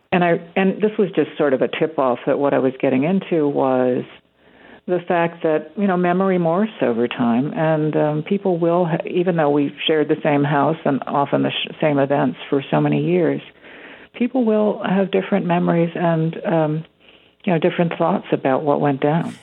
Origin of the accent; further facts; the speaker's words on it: Winnetka, Illinois, United States; my hometown